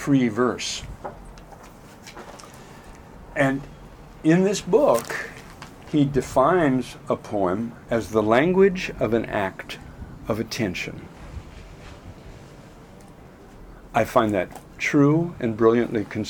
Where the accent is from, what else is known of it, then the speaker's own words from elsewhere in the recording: Auburn, Washington, United States; moved away as an adult; also born or lived in Portland / Seattle; now in Europe; I grew up in Auburn